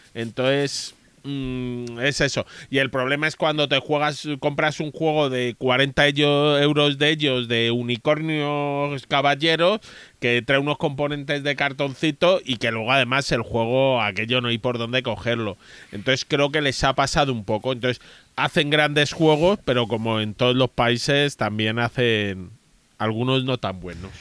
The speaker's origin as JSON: {"language": "Spanish", "country": "Spain", "said": "en España creemos que hablamos mal el inglés"}